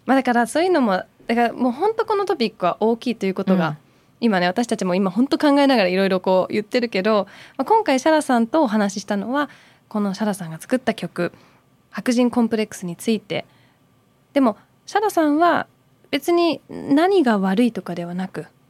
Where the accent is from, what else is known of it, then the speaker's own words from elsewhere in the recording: Surbiton, London, United Kingdom; moved away; 私もイギリス育ち